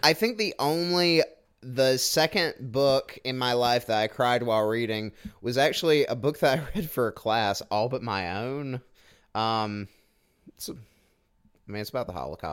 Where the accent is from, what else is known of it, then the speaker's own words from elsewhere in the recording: Southwest Georgia, United States; I grew up in Southwest Georgia.